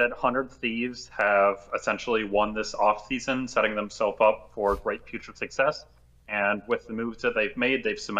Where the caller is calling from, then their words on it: Washington, District of Columbia, United States; Washington, D.C.